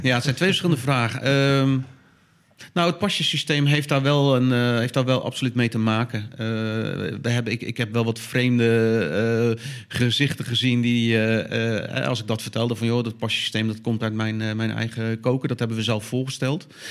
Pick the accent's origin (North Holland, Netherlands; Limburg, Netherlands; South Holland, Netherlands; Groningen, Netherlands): South Holland, Netherlands; Dordrecht; in Dordrecht, waar ik vandaan kom